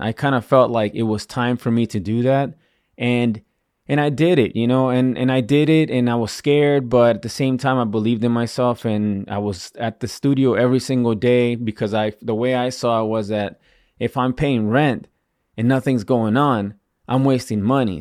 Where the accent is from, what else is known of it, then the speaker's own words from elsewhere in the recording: Virginia, United States; moved away as an adult; also born or lived in Washington, D.C.; I'm not originally from Washington, D C, you know, I grew up in, in Virginia